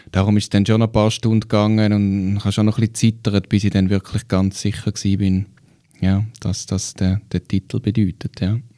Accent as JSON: {"language": "German", "country": "Switzerland", "said": "bei uns in der Schweiz"}